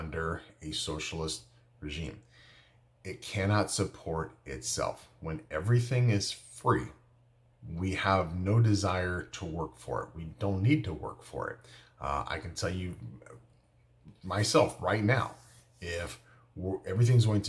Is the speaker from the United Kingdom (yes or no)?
no; United States; I'm an American